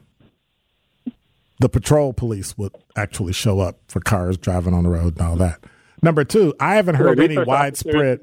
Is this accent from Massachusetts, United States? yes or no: no; Alabama, United States; also born or lived in Wisconsin / Illinois; now in Milwaukee, United States